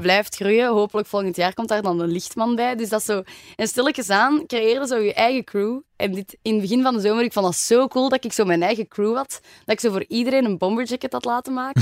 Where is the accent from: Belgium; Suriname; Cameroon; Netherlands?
Belgium; Antwerp, Flanders; also born or lived in Germany; ik ben echt geboren en getogen in Antwerpen.